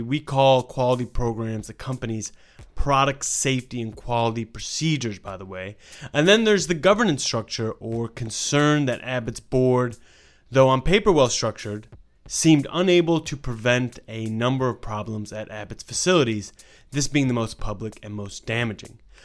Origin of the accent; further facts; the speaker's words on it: Australia; I am Australian